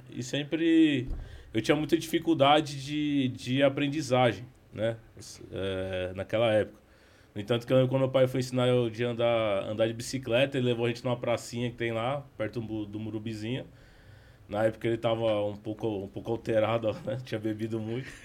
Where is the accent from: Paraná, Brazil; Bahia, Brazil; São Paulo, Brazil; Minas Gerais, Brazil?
São Paulo, Brazil; O … é da minha mãe, … é do meu pai. É, sou nascido e criado de São Paulo, capital né? Sempre morei na Zona Leste de São Paulo. Morei por algum tempo em Pirituba